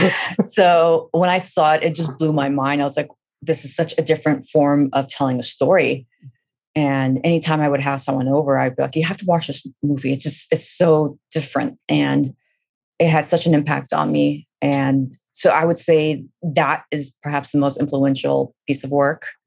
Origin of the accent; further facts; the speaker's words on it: Fremont, California, United States; also born or lived in Kabul, Afghanistan; I grew up in Fremont, California